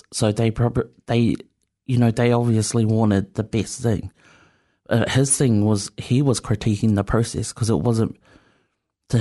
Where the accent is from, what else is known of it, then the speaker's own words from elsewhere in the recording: Wellington, New Zealand; first language Samoan; English is a second language; I'm from Strathmore.